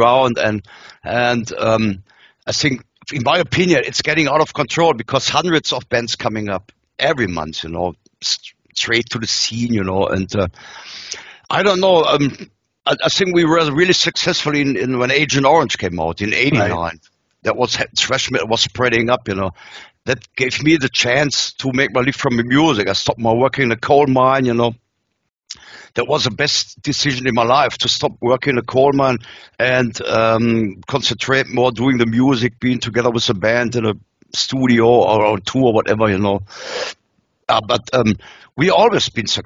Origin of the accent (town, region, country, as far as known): Germany